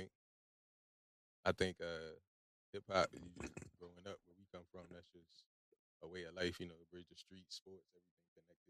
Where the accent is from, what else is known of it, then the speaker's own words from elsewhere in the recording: Virginia Beach, Virginia, United States; I grew up in Lake Edward.